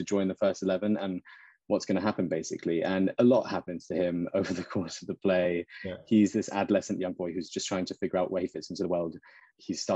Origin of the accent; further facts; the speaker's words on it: United Kingdom; I'm a British Indian Muslim man